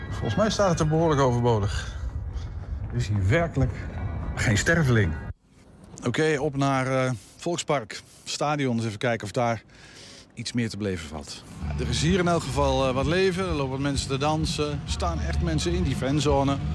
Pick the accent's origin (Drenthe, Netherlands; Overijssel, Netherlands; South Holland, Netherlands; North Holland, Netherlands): Overijssel, Netherlands; Maar we kunnen wel oranje-blauw zijn. Maar we komen allemaal uit Tukkeland, dus het is allemaal